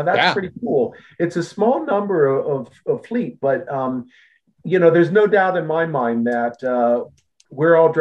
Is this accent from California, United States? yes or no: no; Akron, Ohio, United States; I grew up in Ohio. I was born in Akron, Ohio